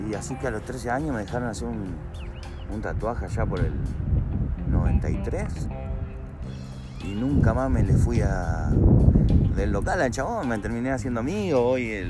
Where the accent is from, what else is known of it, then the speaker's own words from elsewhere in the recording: San Miguel, Buenos Aires Province, Argentina; also born or lived in José C. Paz; viví toda mi vida en San Miguel.